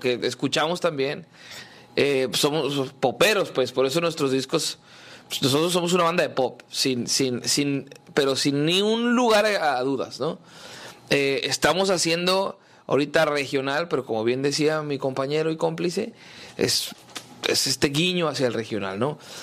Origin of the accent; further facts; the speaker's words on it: Hermosillo, Sonora, Mexico; yo soy de Hermosillo